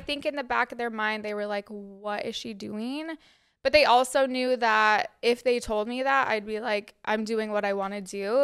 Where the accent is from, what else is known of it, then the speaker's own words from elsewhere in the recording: Cottonwood Heights, Utah, United States; moved away as an adult; now in New York City, United States; I am from Utah